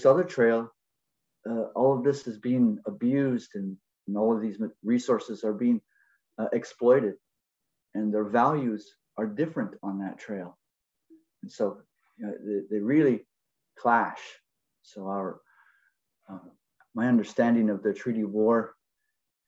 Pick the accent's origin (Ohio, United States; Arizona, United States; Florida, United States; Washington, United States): Washington, United States; South King County; my experience as a Native person growing up in South King County on the border of Pierce County, just across the White River